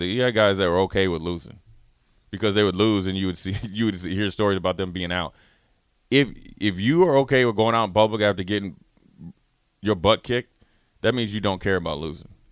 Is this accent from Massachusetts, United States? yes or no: no; Minnesota, United States; I'm from Minnesota